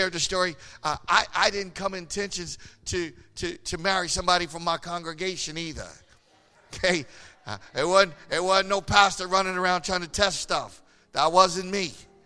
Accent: Philadelphia, Pennsylvania, United States; I'm from Philly

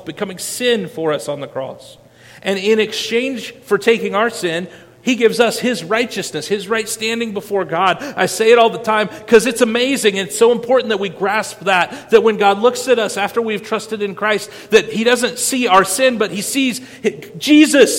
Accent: Winterset, Iowa, United States; I grew up in Madison County, Iowa, Winterset, Iowa

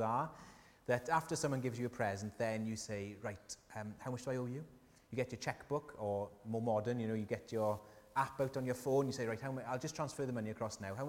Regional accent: South Wales, United Kingdom; accent: Welsh; And I said, UK. They said, whereabouts? Wales, whereabouts? South Wales

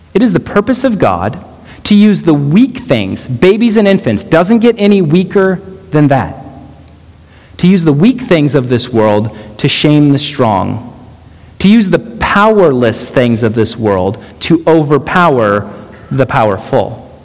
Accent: Texas, United States; moved away; we come from Texas

